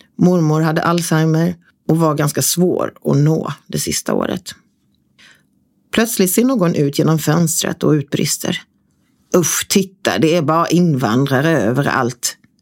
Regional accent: Småland, Sweden; mina småländska tillika jantiga arbetarklassmönster

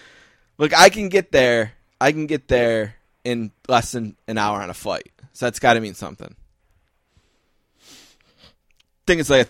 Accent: Buffalo, New York, United States; I'm from Buffalo, New York. It's 500 miles from the city.

